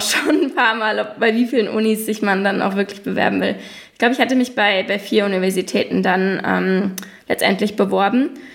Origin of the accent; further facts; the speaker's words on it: Germany; first language German; moved away as an adult; now in New York, United States; als Deutsche